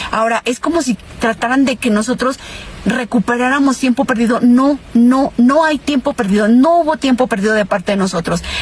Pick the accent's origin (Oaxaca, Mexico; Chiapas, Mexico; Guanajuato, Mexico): Guanajuato, Mexico; al menos aún no aquí en mi estado. Yo soy de Guanajuato